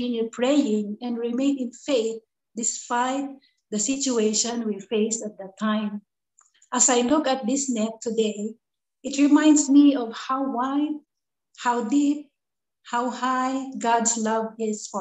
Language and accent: English; Philippines; moved away as an adult; now in Vietnam; from the Philippines